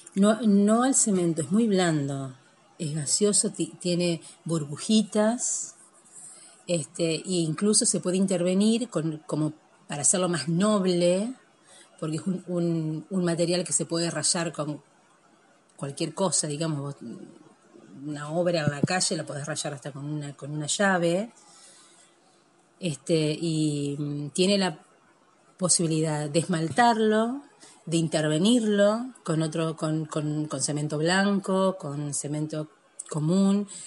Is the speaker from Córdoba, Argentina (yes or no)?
no; Nogoyá, Entre Ríos, Argentina; now in Victoria, Argentina; Yo nací en Nogoyá y yo tengo mi, corazón ahí